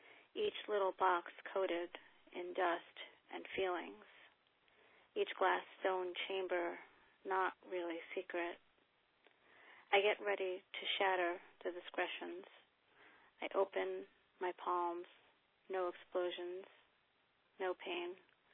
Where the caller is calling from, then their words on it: Ukiah, California, United States; I'm calling from Ukiah, California.